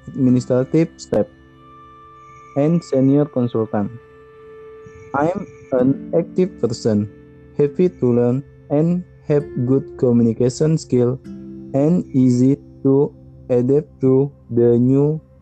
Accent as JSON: {"language": "English", "region": "Riau Islands", "country": "Indonesia", "second_language": "English", "said": "I am 30 years old. I am from the Riau Island province and I am graduate of Ahmad Dahlan University Management."}